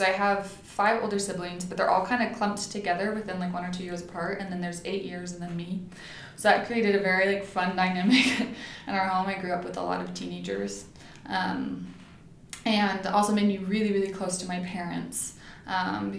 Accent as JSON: {"language": "English", "region": "Oregon", "country": "United States", "moved": "as an adult", "lives_now": "Utah, United States", "said": "I'm from Oregon"}